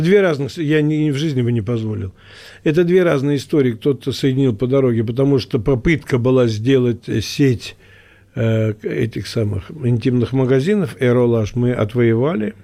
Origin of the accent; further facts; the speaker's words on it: Moscow, Russia; Я говорю, из России. Он говорит, а город? Я говорю, Москва.